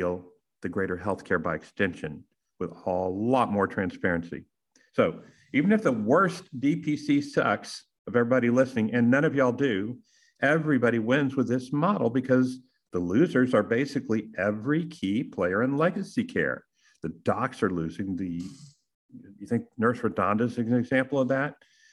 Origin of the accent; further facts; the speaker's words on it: Texas, United States; And I'm from Texas